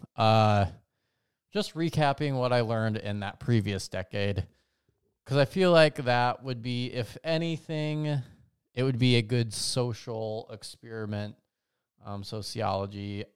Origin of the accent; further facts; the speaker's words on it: Las Vegas, Nevada, United States; growing up in Vegas